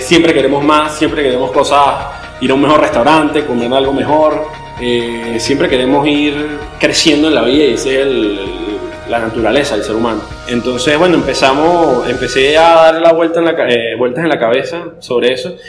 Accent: San Cristóbal, Táchira, Venezuela; moved away as an adult; now in Caracas, Venezuela; soy de San Cristóbal, me vine para acá a Caracas para empezar la universidad hace tres años y medio

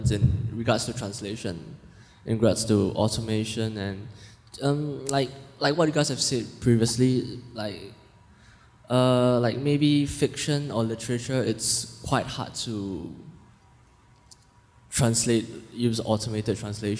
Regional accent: Singapore; I'm from Singapore

